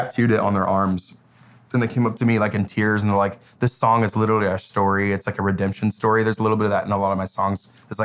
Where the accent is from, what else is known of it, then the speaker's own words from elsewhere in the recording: Paradise, California, United States; moved away as an adult; now in Nashville, United States; My hometown is Paradise, California. It's a small town, about an hour and a half north of Sacramento.